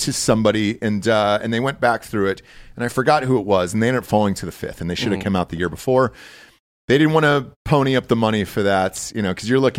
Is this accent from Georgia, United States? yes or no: yes; Georgia, United States; I grew up in Georgia.